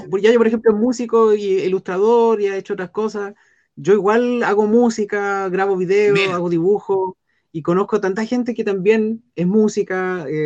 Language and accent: Spanish; Concepción, Biobío, Chile